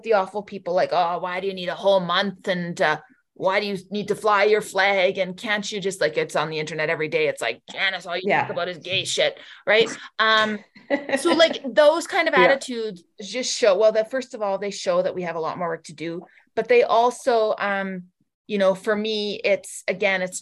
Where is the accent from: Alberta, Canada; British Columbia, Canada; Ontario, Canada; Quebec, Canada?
Alberta, Canada; Barrhead; now in Edmonton, Canada; my hometown of Barrhead